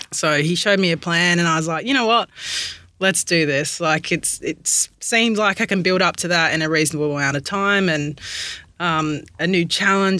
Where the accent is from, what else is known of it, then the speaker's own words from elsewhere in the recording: Perth, Western Australia, Australia; moved away as an adult; also born or lived in Brighton, England / Brisbane; now in Melbourne, Australia; born in the UK, moved to Perth when I was 7